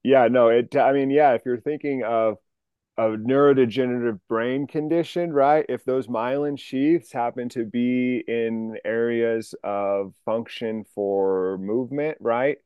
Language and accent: English; New Mexico, United States; moved away as an adult; also born or lived in Sacramento / Seattle; I grew up in New Mexico. I went to the University of New Mexico